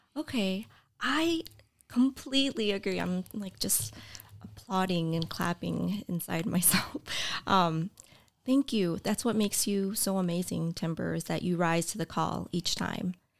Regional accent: north suburbs of Chicago, Illinois, United States; moved away as an adult; also born or lived in Champaign, Illinois; now in Oshkosh, United States; grew up, um, in the north suburbs of Chicago

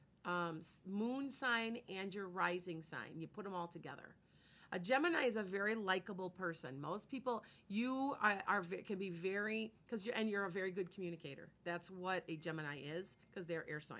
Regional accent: Midwest, United States; accent: Midwestern; I have Midwestern accent

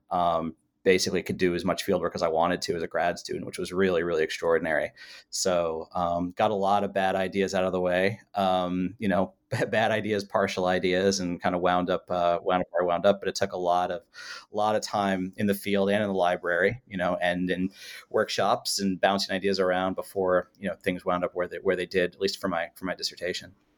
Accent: California, United States; I spent a lot of my youth in uh, in California

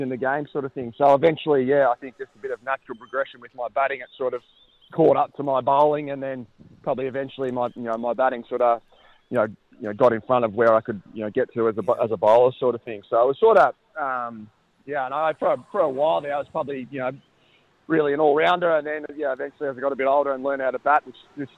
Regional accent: Bairnsdale, Victoria, Australia; moved away as an adult; I was born and bred in Bensdale

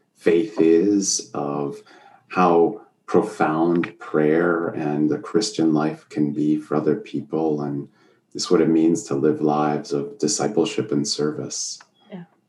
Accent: Erie, Pennsylvania, United States; now in Sharon, Pennsylvania, United States; I grew up in Erie, Pennsylvania.

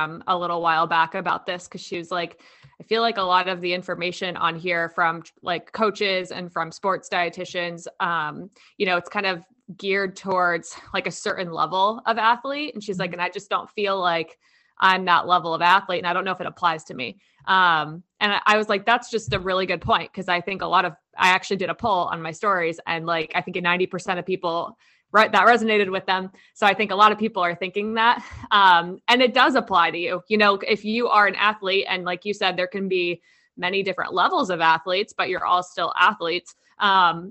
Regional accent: New Jersey, United States; I'm from New Jersey

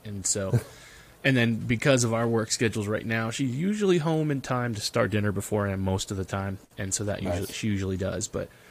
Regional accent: Bradford, Pennsylvania, United States; Yeah, I'm from Bradford, PA, where they make case knives and Zippo lighters.

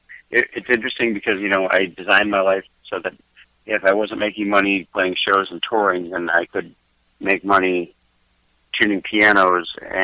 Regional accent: just outside of Boston, Massachusetts, United States; moved away as an adult; now in Southern California, United States; I grew up in just outside of Boston.

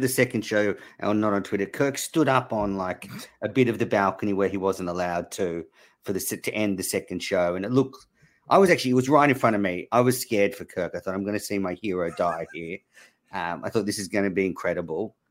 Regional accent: Australia; moved away; I'm obviously Australian

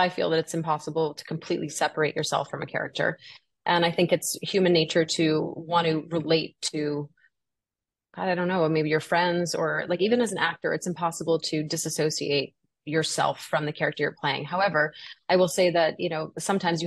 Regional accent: New Orleans, Louisiana, United States; also born or lived in Los Angeles; now in New York, United States; I'm originally from New Orleans

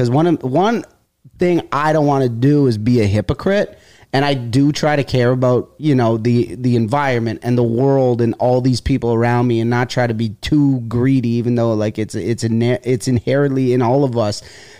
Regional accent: Woodbridge, Ontario, Canada; moved away as an adult; also born or lived in Toronto, Canada; now in New York, United States; I'm from Woodbridge, Ontario. It's like 25 minutes outside of Toronto. It's still part of whatever the greater Toronto area. I am from, which is always surprises people, a very, very Italian neighborhood.

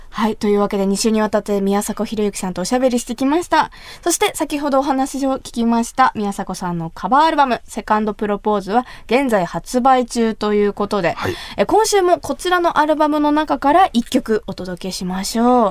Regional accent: Kumamoto, Japan; moved away; 私が生まれ育った熊本

